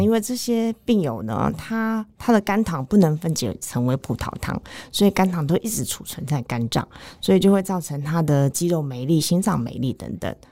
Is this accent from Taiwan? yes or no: yes; Taiwan; 我们台湾人